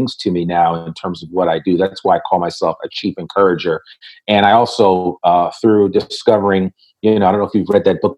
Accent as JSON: {"language": "English", "town": "Richmond", "region": "Virginia", "country": "United States", "tie": "born or raised there", "said": "I was born in Richmond, Virginia"}